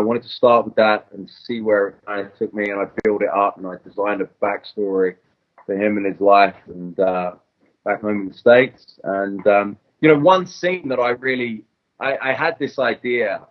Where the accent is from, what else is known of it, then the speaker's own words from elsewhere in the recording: England, United Kingdom; I'm English.